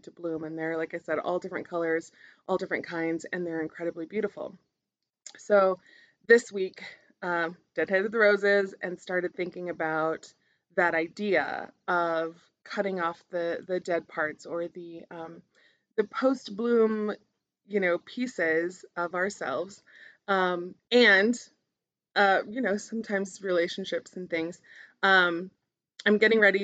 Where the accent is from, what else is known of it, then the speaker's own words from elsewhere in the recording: Albuquerque, New Mexico, United States; growing up in Albuquerque in the South Valley